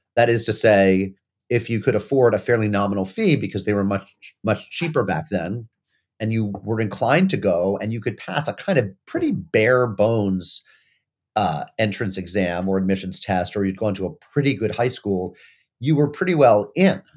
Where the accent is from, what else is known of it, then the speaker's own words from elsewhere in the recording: Springfield, Massachusetts, United States; now in New Haven, United States; I'm still a proud son of Springfield, Massachusetts